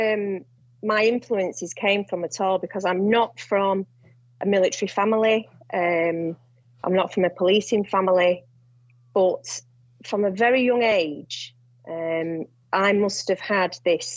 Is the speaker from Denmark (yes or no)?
no; Ashton-under-Lyne, North West England, United Kingdom; moved away as an adult; I was born in a town called Ashton-under-Lyne, and I did my schooling there, all my schooling and my college